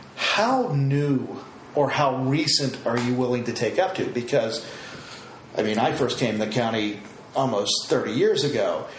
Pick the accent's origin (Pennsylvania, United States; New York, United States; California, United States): Pennsylvania, United States; outside of Pittsburgh; moved away as an adult; also born or lived in Uniontown, Pennsylvania; me growing up outside of Pittsburgh